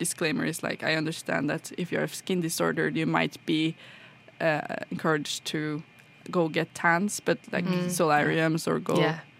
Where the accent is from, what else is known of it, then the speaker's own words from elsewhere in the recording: Trondheim, Trøndelag, Norway; Well, I'm from Trondheim, so it's kind of just a little smaller than Oslo, but it's still kind of a city in that regard.